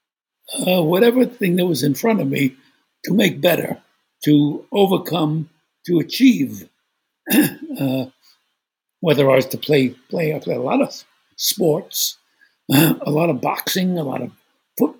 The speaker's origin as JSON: {"language": "English", "town": "New York City", "region": "New York", "country": "United States", "tie": "born or raised there", "said": "I was born in Brooklyn, New York, and I think that's one of the greatest gifts, because growing up in Brooklyn"}